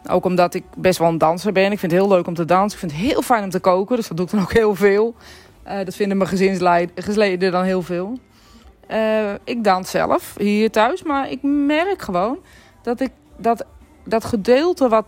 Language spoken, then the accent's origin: Dutch; Netherlands; ik ben spiritueel medium, maar ik ben ook Nederlandse, ik ben ook een Griekse.